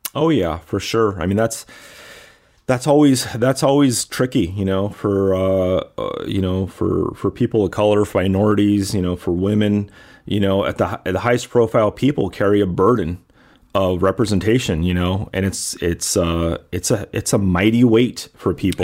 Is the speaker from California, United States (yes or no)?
yes; Los Angeles, California, United States; now in Michigan, United States; I'm from California. I'm from L